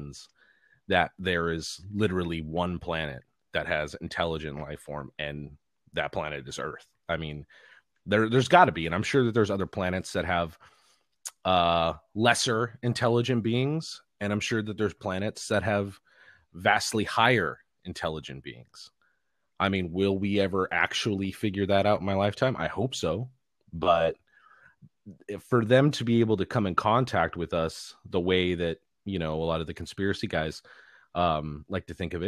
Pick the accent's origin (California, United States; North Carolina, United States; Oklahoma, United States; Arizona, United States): California, United States; Los Angeles; Well, I mean, I was born and raised in Los Angeles, California.